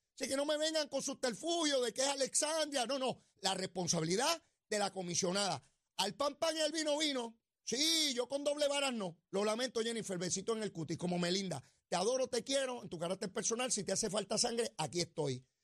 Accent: Puerto Rico; ¿Por qué habrían de dejar de ser puertorriqueños los que vivimos aquí bajo la estadidad?

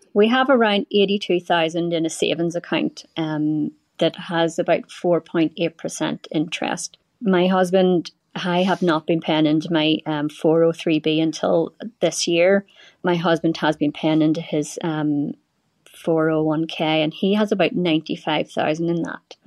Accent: Belfast, Northern Ireland, United Kingdom; moved away as an adult; now in United States; I grew up in Belfast in the eighties and the nineties

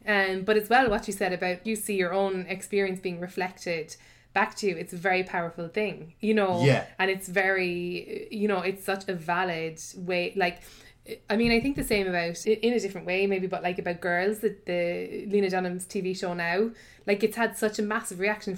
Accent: Blackrock, County Cork, Ireland; But yeah, no, I'm from Black Rock, so.

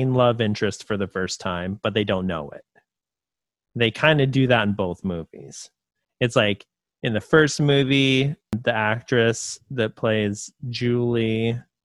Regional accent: California, United States; I'm from California and I've never really known anybody to really speak that way. But then again, I didn't grow up in the greater Los Angeles area.

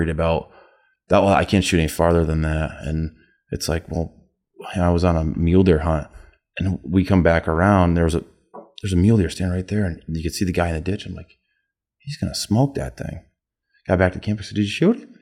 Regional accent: Montrose, Pennsylvania, United States; I'm like, I'm from Montrose.

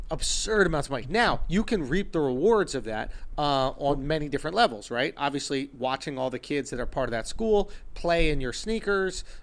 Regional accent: New York City, New York, United States; I grew up in Manhattan

